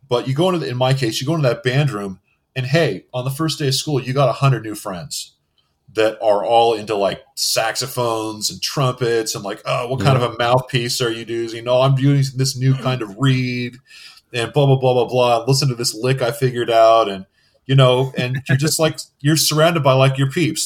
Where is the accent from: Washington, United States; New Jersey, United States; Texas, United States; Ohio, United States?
Washington, United States; Everett; I'm from Seattle. Well, technically, I'm from a little town called Everett, Washington, which is 30 miles north of Seattle